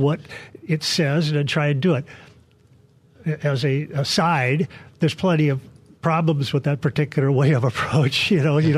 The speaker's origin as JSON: {"language": "English", "town": "Palos Verdes", "region": "California", "country": "United States", "said": "our well-to-do neighborhood in Palos Verdes"}